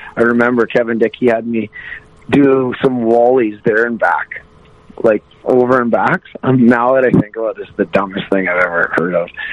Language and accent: English; Wainwright, Alberta, Canada; also born or lived in Vermilion, Alberta; I grew up in Wainwright, Alberta. Um, I'm originally I was born in Vermilion, Alberta